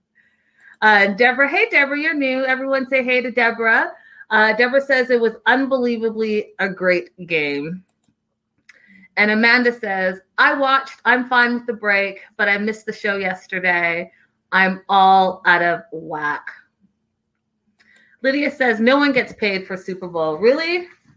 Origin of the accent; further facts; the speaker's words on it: Canada; I'm Canadian